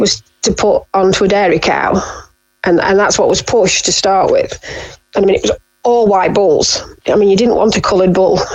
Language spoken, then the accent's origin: English; Derbyshire, East Midlands, United Kingdom; moved away as an adult; now in North Scotland, United Kingdom; We're originally from Derbyshire.